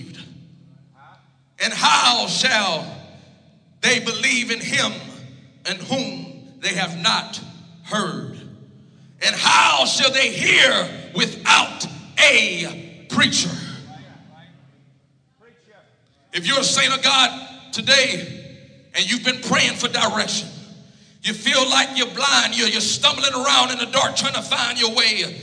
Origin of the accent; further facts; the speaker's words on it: Louisiana, United States; I'm from Louisiana.